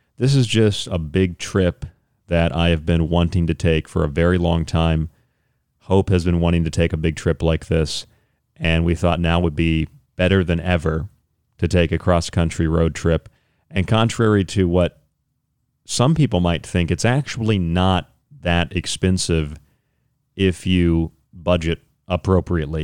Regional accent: Central Florida, United States; I grew up around here in Florida, around the Central Florida area, Saint Petersburg, Tampa

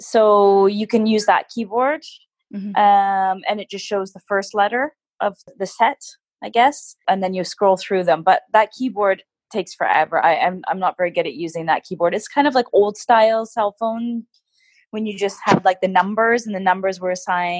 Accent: Canada; also born or lived in United Kingdom; now in Japan; And then being Canadian, I also speak French. So my mom is from Quebec. So we didn't speak French at home, but we started learning French quite early.

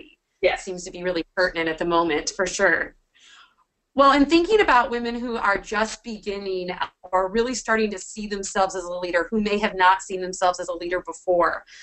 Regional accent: Washington, United States; my home state, at least, of Washington State

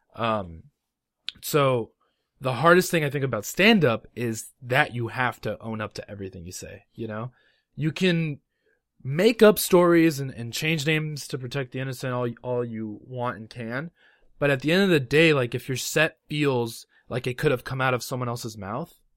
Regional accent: Los Angeles, California, United States; moved away; I'm originally from Los Angeles, California

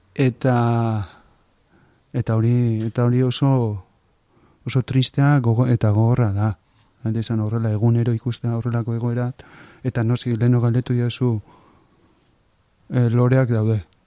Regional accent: Zarautz, Basque Country, Spain; nire infantzia, bai, hemen, e, pare hontan, pare hontan kokatzen dut

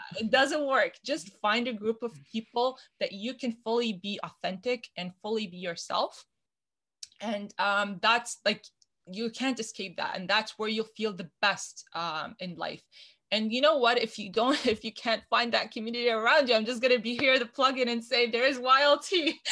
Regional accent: Canada; a Canadian woman in STEM

